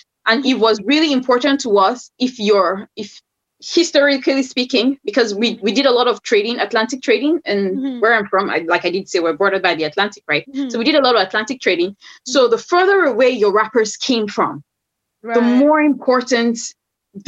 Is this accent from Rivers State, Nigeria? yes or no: yes; Rivers State, Nigeria; moved away; where I come from, I'm from Rivers State in Nigeria